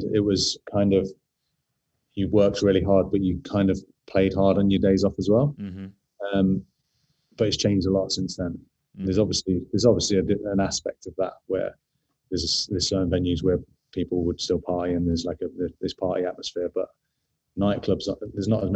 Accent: Nottingham, East Midlands, United Kingdom; accent: London; moved away as an adult; also born or lived in London; now in Sydney, Australia; I'm from Nottingham, and I'd moved to London around 13 years before

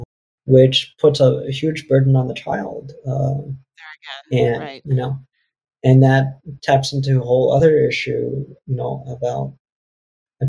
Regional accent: New York, United States; also born or lived in South Korea / Connecticut; growing up in an apartment in New York with, you know, six or seven other, you know, siblings

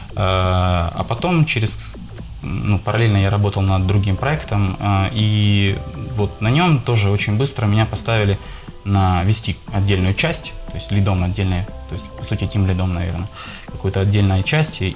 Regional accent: Poltava, Poltava Oblast, Ukraine; now in Kharkiv, Ukraine; я сейчас живу в Харькове, сам я родом из Полтавы.

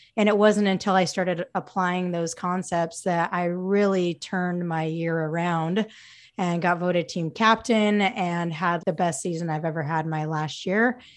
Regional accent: Utah, United States; transferred, um, back to my, my home state, Utah State

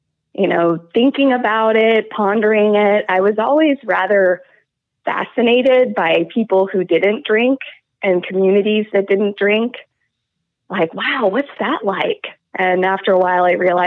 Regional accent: Moscow, Idaho, United States; growing up in Moscow and also with my family

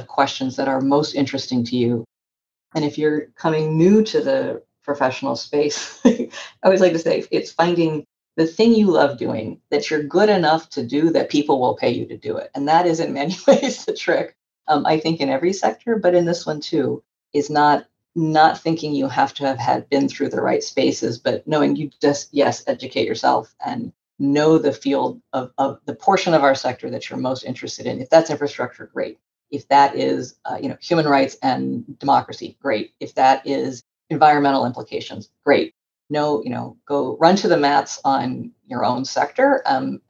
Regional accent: Northwest Florida, United States; I grew up in Northwest Florida, which is a part of the US.

